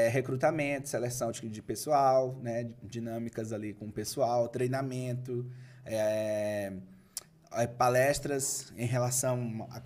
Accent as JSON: {"language": "Portuguese", "region": "Maranhão", "country": "Brazil", "moved": "yes", "lives_now": "São Paulo, Brazil"}